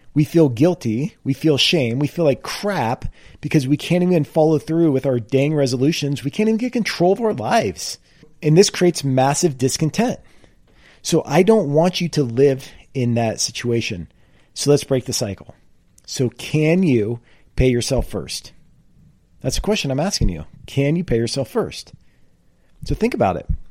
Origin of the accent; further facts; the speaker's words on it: California, United States; I grew up in California.